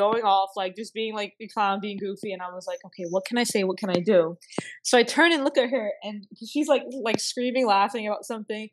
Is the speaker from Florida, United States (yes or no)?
yes; South Florida, United States; moved away; I'm from South Florida